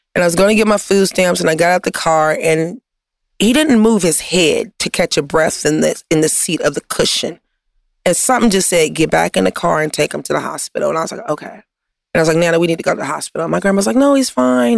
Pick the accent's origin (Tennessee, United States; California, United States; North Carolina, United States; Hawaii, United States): California, United States; Compton; I'm from Compton